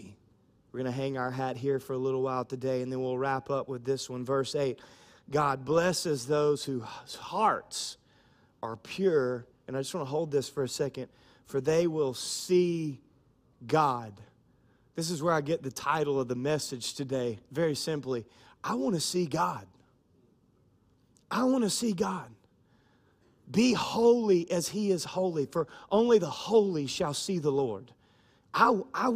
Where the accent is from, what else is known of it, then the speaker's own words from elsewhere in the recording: Louisiana, United States; we're from Louisiana